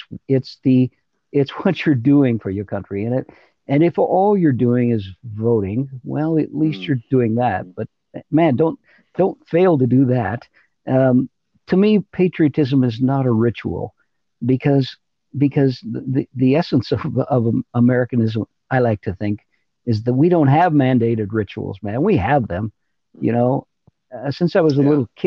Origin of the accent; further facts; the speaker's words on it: Eugene, Oregon, United States; now in Willamina, United States; I was born in Eugene